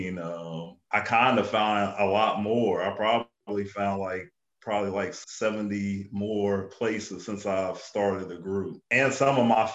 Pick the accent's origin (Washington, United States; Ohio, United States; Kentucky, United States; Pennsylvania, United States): Ohio, United States; Columbus; I grew up on the south side of Columbus